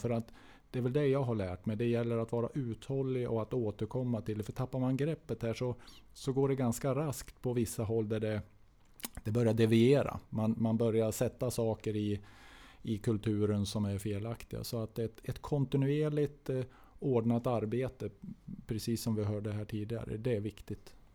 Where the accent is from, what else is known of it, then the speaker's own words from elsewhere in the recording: Norrland, Sweden; moved away; jag är norrlänning. Jag, jag kommer ifrån en annan del av landet